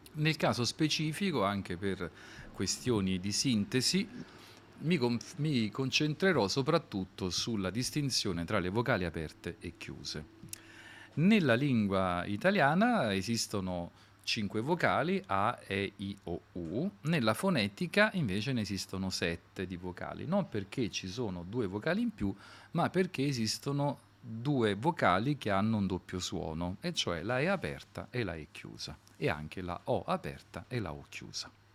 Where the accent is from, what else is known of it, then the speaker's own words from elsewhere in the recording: Naples, Campania, Italy; io prima di tutto che sono napoletano